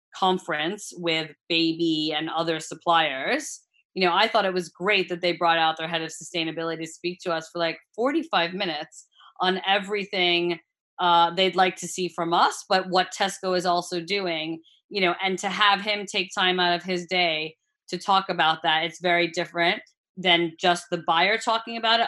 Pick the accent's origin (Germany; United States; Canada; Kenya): United States; accent: American; also born or lived in Australia / United Kingdom; now in Italy; you hear my American accent